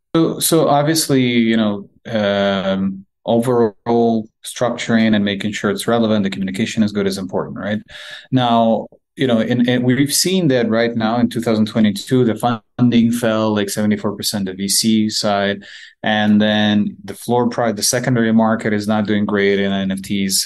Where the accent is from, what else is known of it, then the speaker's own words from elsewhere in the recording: Ukraine; we're both from Ukraine